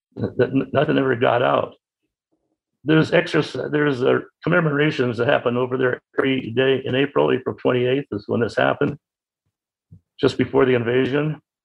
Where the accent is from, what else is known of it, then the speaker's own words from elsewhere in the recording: Boston, Massachusetts, United States; also born or lived in Winthrop, Massachusetts; I was born in Boston on June 16, 1925. Lived in Winthrop, which is a suburb of Boston, near the ocean